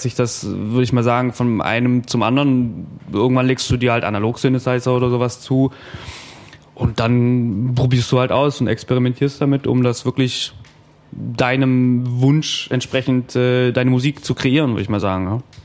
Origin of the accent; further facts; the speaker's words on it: Ravensburg, Baden-Württemberg, Germany; bei uns in Ravensburg